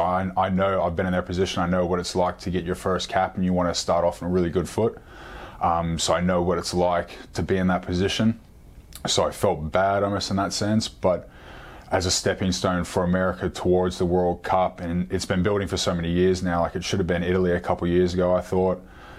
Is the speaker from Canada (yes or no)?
no; Sydney, New South Wales, Australia; now in Glasgow, United Kingdom; growing up in Sydney, Australia, yeah, I mean, you know, there's a bunch of heritage there, but I very much lived in an American household.